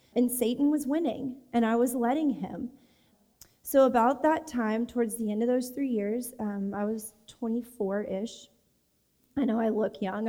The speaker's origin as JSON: {"language": "English", "region": "Texas", "country": "United States", "tie": "born or raised there", "said": "I grew up in Texas."}